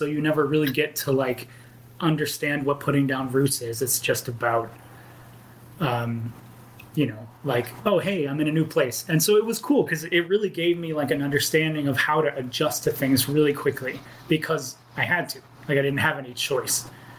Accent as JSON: {"language": "English", "town": "Angleton", "region": "Texas", "country": "United States", "tie": "born there", "said": "I was born in Angleton, Texas, which is like 50 miles outside of Houston."}